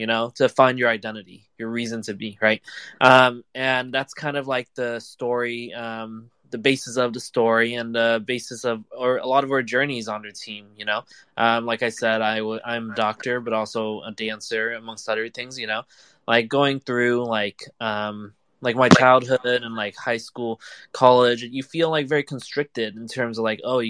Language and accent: English; California, United States; now in New York, United States; I live in New York. I'm from California